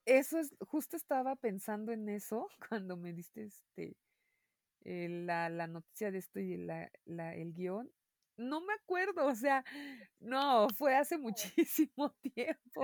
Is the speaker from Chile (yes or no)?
no; Mexico